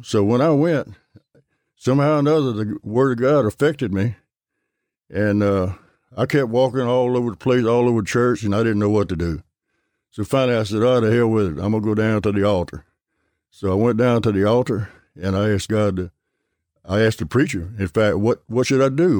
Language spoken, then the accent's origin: English; Gulfport, Mississippi, United States; I'm right here in Gulfport, over uh, by Milner Stadium.